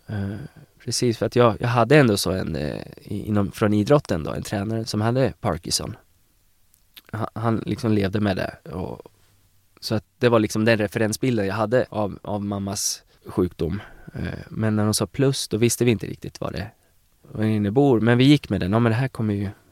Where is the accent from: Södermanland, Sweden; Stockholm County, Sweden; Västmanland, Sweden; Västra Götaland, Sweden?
Södermanland, Sweden; Eskilstuna; moved away as an adult; now in Uppsala, Sweden; jag är från Eskilstuna